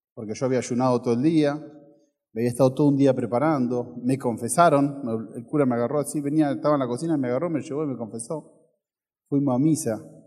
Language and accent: Spanish; Ferré, Buenos Aires, Argentina; Cuando tenía 6, 7 años, mi mamá trabajaba de secretaria en la iglesia del pueblo donde yo nací, de Ferré